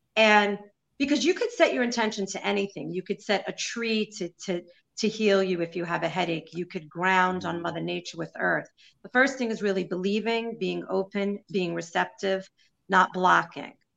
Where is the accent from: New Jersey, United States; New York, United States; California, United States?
New York, United States; New York City; I'm Jewish from Brooklyn